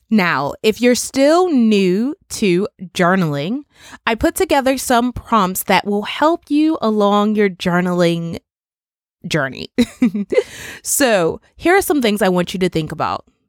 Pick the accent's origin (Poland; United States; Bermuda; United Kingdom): Bermuda; my island, my home country of Bermuda, where we are still under curfew regulations